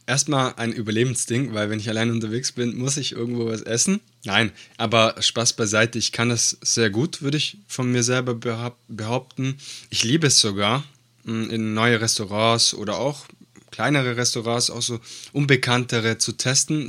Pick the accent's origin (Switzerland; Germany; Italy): Italy; moved away; Ich bin ja äh, gebürtiger Italiener